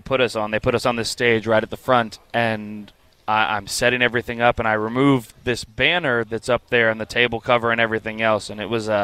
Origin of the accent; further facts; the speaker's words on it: San Francisco, California, United States; being from the state of California. And I'm like, I'm from San Francisco. I'm from, you know, NoCal and everything.